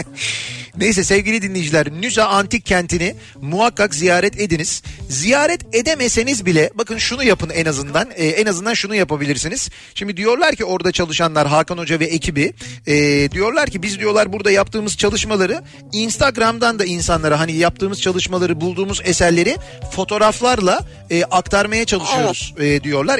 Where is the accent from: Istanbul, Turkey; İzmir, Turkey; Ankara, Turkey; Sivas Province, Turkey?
Istanbul, Turkey; born or raised there